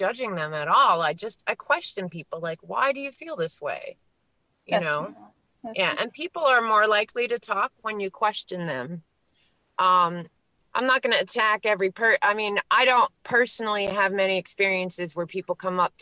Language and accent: English; New York City, New York, United States; now in Pennsylvania, United States; I was born in Queens. Queens is now the most ethnically diverse place in the world. Which, as a Queens native, I am very proud